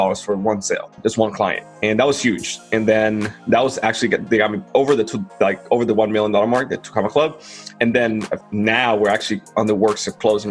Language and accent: English; Dominican Republic; moved away as an adult; now in United States; I'm from Dominican Republic. I love my country, but reality is like it's a poor devil country. It's not developed, right? That's where I was born and grew up in.